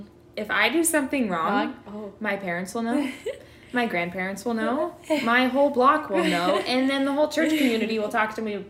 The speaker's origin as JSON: {"language": "English", "town": "Ogden", "region": "Iowa", "country": "United States", "tie": "born or raised there", "also_born_or_lived": "South Dakota", "said": "So I am actually from Ogden, Iowa, which is a small little town smack dab in the center of the state. And it is small. It is quaint, and there's not a lot here."}